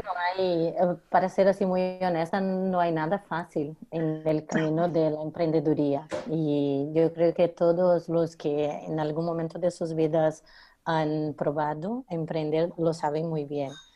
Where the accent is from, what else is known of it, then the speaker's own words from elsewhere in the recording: Brazil; moved away as an adult; now in Barcelona, Spain; soy brasileña